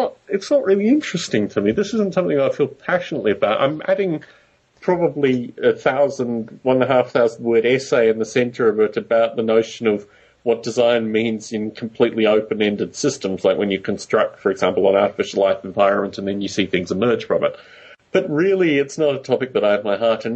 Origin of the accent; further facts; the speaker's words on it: Bay Area, California, United States; moved away; also born or lived in United Kingdom; I come from the Bay Area